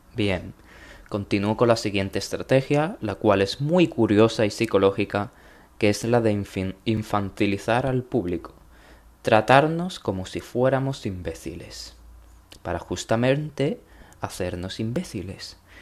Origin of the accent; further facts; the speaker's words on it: Spain; en mi país, España